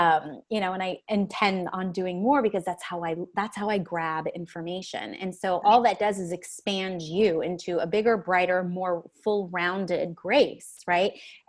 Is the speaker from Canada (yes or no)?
yes; Canada; I'm Canadian.